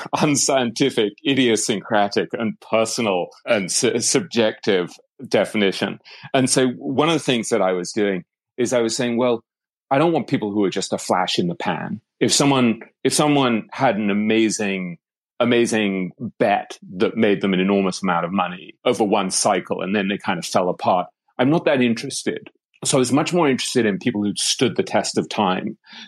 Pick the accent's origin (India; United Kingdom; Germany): United Kingdom; England; accent: English; So I grew up in England, as you might be able to tell from the accent.